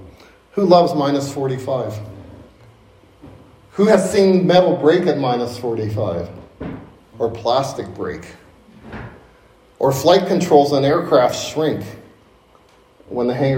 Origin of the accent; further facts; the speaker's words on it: Hamilton, Ontario, Canada; Growing up in Hamilton, Ontario, near Niagara Falls